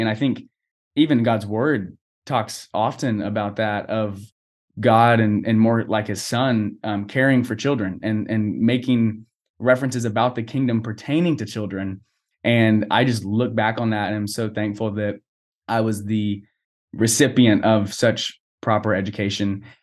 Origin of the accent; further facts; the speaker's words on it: Boerne, Texas, United States; now in College Station, United States; I was born and raised in Burney, Texas